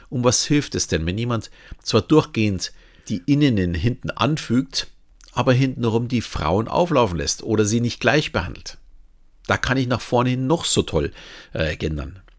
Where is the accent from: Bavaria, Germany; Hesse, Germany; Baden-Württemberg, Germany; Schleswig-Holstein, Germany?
Bavaria, Germany; Und wenn mir jemand sagt, ich bin Bayer, nehme ich dieses auch nicht als Beleidigung an.